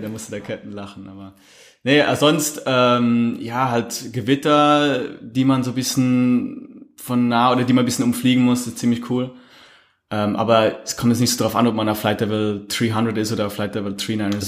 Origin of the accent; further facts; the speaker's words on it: Switzerland; bei uns in der Schweiz